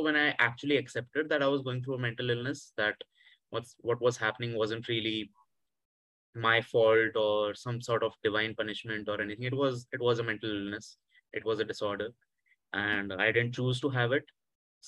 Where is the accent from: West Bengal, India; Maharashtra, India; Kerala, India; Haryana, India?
Haryana, India; Hisar; moved away; also born or lived in Delhi; And I grew up in Hisar. It's a small city in Haryana. It's about 3 hours from Delhi.